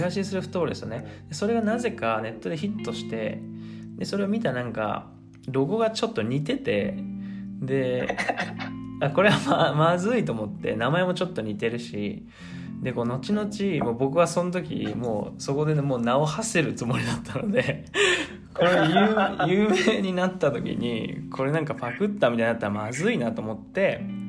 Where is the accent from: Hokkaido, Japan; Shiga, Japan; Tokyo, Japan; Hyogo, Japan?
Tokyo, Japan; moved away as an adult; now in Argentina; 東京都出身の27歳